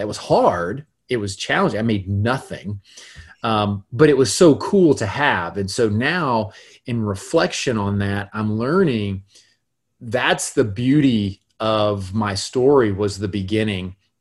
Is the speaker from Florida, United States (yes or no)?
yes; Gainesville, Florida, United States; I was raised in North Florida, in Gainesville, Florida